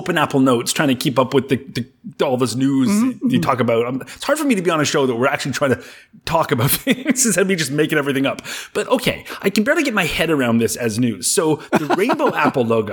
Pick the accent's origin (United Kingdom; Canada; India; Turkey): Canada; I'm from Canada